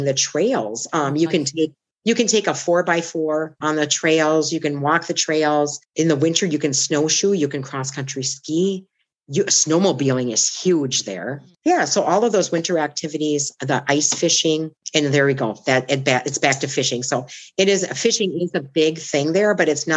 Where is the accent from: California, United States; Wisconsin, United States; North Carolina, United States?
Wisconsin, United States; Oshkosh; also born or lived in Superior, Wisconsin / North Dakota / Bonita Springs, Florida; My hometown of Oshkosh